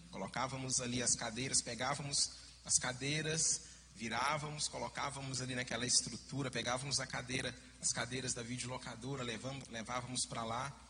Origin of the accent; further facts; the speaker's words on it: Minas Gerais, Brazil; E como bom mineiro, eu fiquei com o pé atrás.